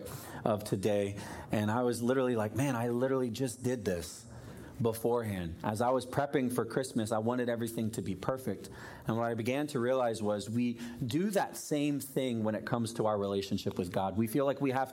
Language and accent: English; Florida, United States; I grew up in Florida, but we had a fireplace in our living room.